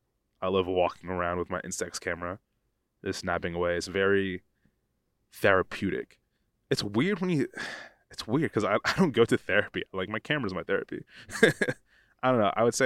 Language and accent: English; Pennsylvania, United States; where I grew up in the United States, I grew up in a small town in northeast Pennsylvania, and there was no photography program.